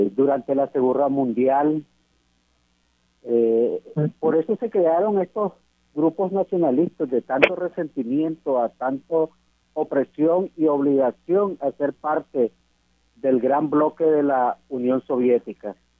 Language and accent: Spanish; Nicaragua; ya en mi país estudié la carrera de derecho y también la ejerzo la licenciatura en derecho como abogado y notario público de Nicaragua.